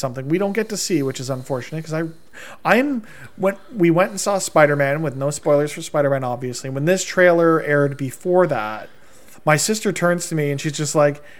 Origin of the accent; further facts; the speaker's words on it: Canada; my fellow Canadians